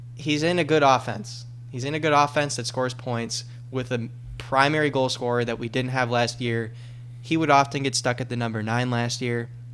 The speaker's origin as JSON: {"language": "English", "town": "Rochester", "region": "New York", "country": "United States", "moved": "yes", "said": "I'm I'm originally from Rochester, New York"}